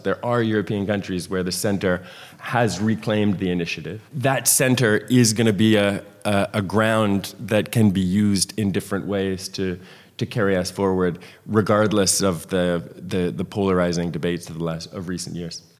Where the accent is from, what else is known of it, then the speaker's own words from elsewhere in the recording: Canada; I, as a former Canadian immigration minister